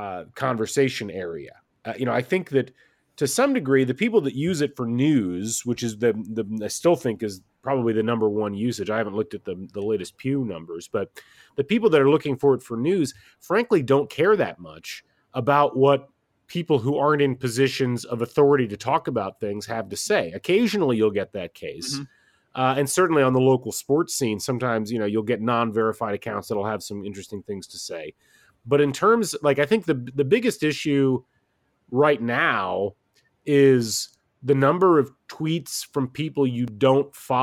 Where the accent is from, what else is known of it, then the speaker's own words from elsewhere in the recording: West Lafayette, Indiana, United States; I grew up in West Lafayette, Indiana, out in the country, and I was an IU basketball fan